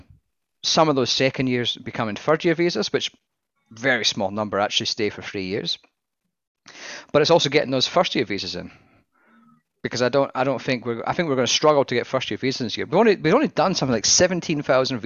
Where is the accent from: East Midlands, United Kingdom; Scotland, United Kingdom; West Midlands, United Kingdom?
Scotland, United Kingdom; I am Scottish